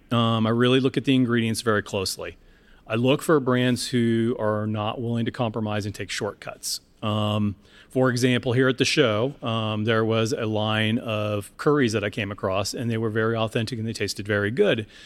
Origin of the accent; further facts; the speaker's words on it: Seattle, Washington, United States; my hometown in Seattle